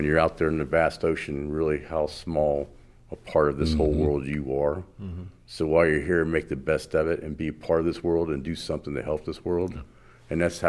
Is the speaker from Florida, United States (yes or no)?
yes; Florida, United States; very young about stopping the ag guys from just dumping everything in the waters in Florida, because I grew up in Florida, because of all the things that were happening to our freshwater lakes.